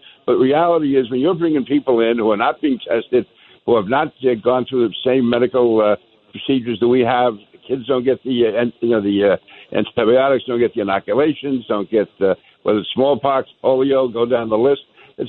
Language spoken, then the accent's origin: English; New York City, New York, United States; also born or lived in Manhattan / Brooklyn; I am a New Yorker through and through. I was born in Manhattan, raised in Queens, went to school, high school and college in Brooklyn